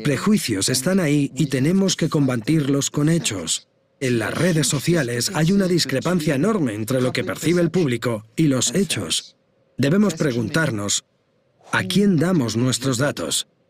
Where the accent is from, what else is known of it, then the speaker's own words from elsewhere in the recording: India; moved away; also born or lived in Luxembourg; Yo me crié en India y siendo un poco más mayor, me mudé a Luxemburgo